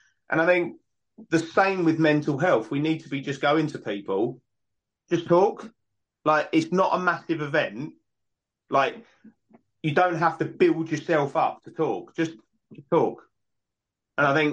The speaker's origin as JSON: {"language": "English", "country": "United Kingdom", "said": "we're British"}